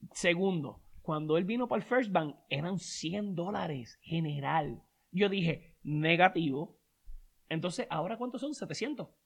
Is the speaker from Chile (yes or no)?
no; Puerto Rico; moved away; nosotros que venimos de Puerto Rico